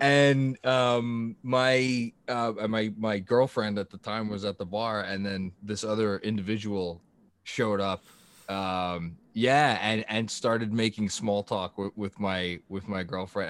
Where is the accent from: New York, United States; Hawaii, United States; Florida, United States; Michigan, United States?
New York, United States; New York City; I grew up in, in Staten Island